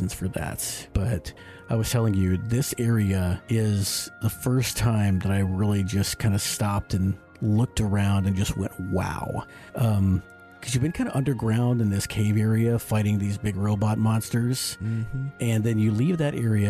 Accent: Limestone County, Texas, United States; where I grew up in Limestone County in Texas

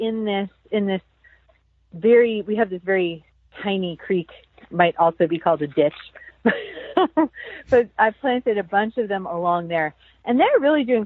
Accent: Pacific Northwest, United States; now in North Carolina, United States; I'm from the Pacific Northwest

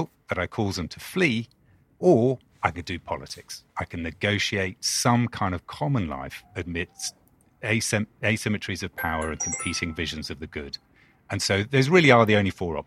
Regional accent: London, United Kingdom; accent: British; moved away as an adult; now in Durham, United States; I was born in London, born and bred, and then moved here 2012

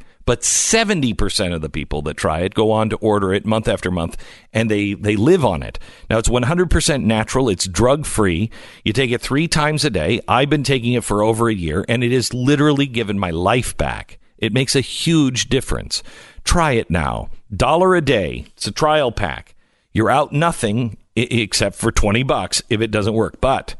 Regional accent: Pacific Northwest, United States; I grew up in the Pacific Northwest, and it doesn't sound like a lot, but they don't have any snow plows.

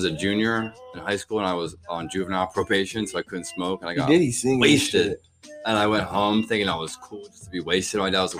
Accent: Philadelphia, Pennsylvania, United States; I'm from Philly.

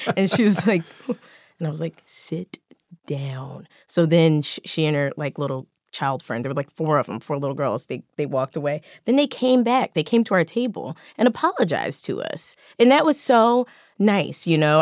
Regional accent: Philadelphia, Pennsylvania, United States; now in Los Angeles, United States; I'm from Philadelphia

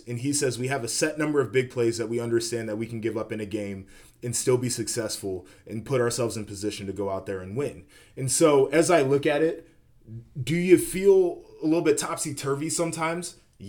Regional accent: Ohio, United States; Yeah, I mean, I grew up 30 minutes outside of Columbus, northern suburb, and so I grew up in the rivalry

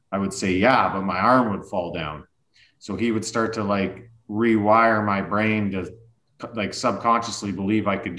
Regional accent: Lethbridge, Alberta, Canada; moved away; just stayed in Lethbridge, Alberta, where I grew up playing club hockey all the way until, well, actually I even played junior too. So I was able to play in my hometown pretty long time

